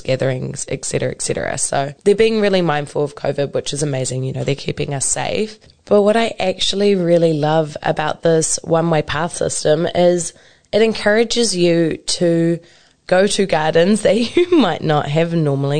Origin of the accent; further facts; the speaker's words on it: Hamilton, Waikato, New Zealand; also born or lived in Cambridge, New Zealand; I was born and raised here in Kirikiriroa. I moved out to Cambridge for a little bit, and now I've moved back home to Kirikiriroa again. So I have actually lived in the Waikato my whole life